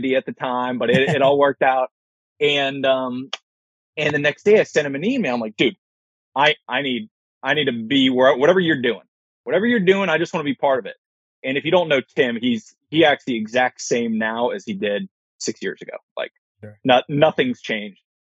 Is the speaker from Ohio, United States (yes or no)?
no; Fairfax, Virginia, United States; moved away as an adult; also born or lived in Washington, D.C.; now in Cleveland, United States; I'm from Washington, D.C., well, Fairfax, Virginia, and lived there for 20 years.